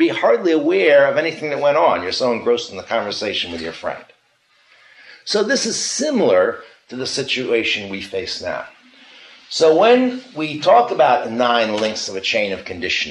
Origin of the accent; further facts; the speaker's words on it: United States; I'm an American. I'm not Chinese